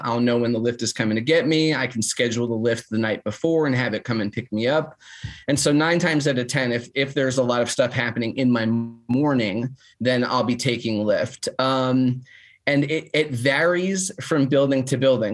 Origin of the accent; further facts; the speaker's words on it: New Jersey, United States; now in Nashville, United States; I'm also from North Jersey